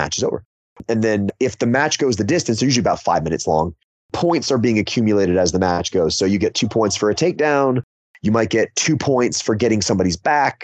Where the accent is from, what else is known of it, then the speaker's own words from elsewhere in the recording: Florida, United States; now in Hendersonville, United States; I was originally from Florida. That's where I was born. So I've spent most of my life here in the Southeast.